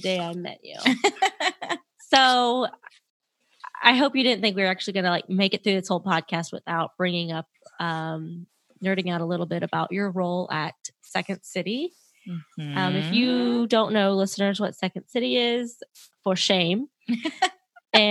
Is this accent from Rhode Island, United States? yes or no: no; Houston, Texas, United States; I grew up in Houston, near Houston